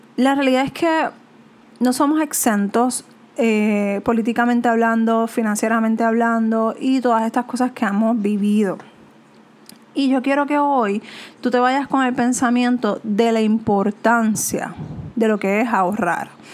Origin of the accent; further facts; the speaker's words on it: Puerto Rico; como latinos, como puertorriqueños